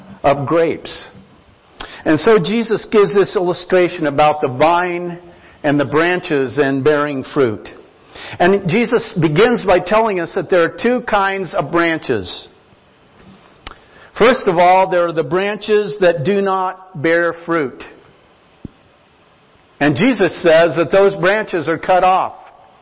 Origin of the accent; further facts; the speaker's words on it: Nampa, Idaho, United States; now in Longmont, United States; I grew up in Idaho on a small farm. We called it an acreage outside of Nampa, there in the country